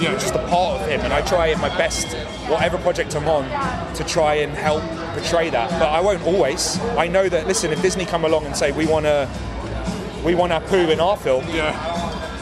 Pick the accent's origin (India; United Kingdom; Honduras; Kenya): United Kingdom; England; I was born in England and I'm as English as anyone else.